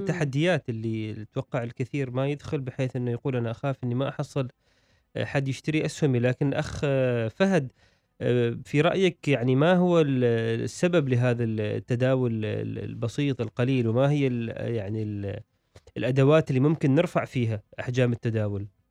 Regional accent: Oman; عندنا في عمان

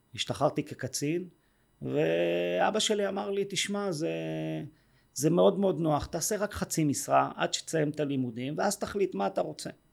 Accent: Yehud, Central District, Israel; also born or lived in Jerusalem; גדלתי ביהוד אה, רוב השנים

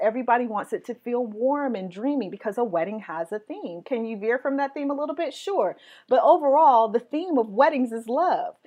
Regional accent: West Coast, United States; I'm from the West Coast

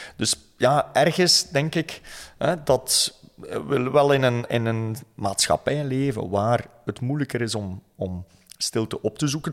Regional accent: West Flanders, Belgium; Ik ben opgegroeid in West-Vlaanderen

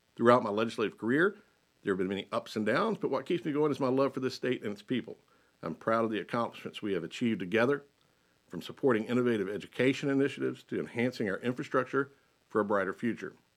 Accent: Lincolnton, North Carolina, United States; also born or lived in Denver, North Carolina / Huntersville / Cornelius / Mooresville; I was born and raised in Lincolnton

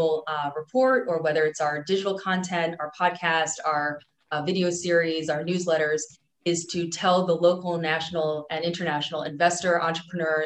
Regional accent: New Jersey, United States; moved away as an adult; also born or lived in New York; now in Miami, United States; So I'm originally from New Jersey

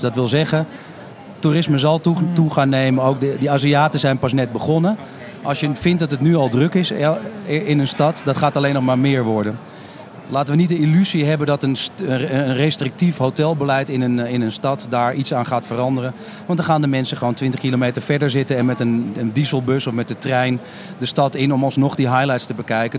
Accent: Amsterdam, North Holland, Netherlands; als Amsterdammer zelf, die woont, woont, werkt en recreëert

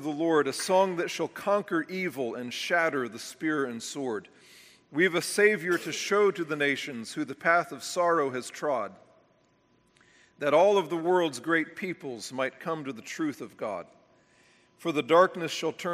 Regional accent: United States; we as American evangelicals have been completely shaped by a system of doctrine

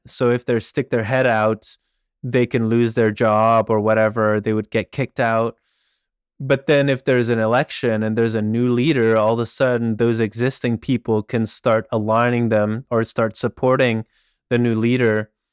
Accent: Belgium; I grew up in Belgium

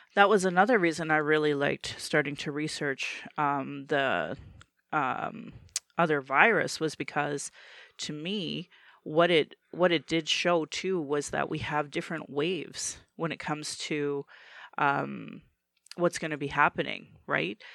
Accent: Calgary, Alberta, Canada; born or raised there

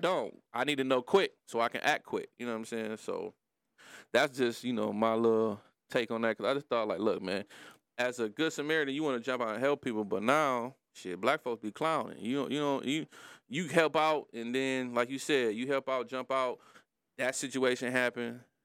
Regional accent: Detroit, Michigan, United States; I'm from Brightmoor, too.

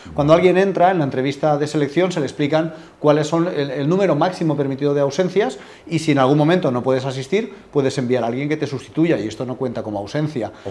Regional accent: Alicante, Valencian Community, Spain; moved away as an adult; now in Madrid, Spain; yo soy de Alicante, soy original de allí, aunque hace ocho años que vivo en Madrid

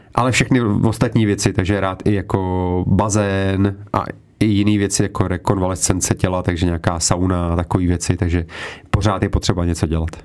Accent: Czechia; tady u nás v Čechách

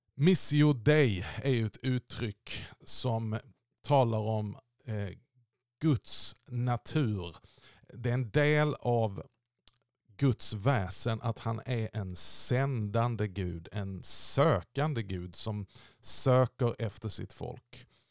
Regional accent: Sweden; vi i Sverige

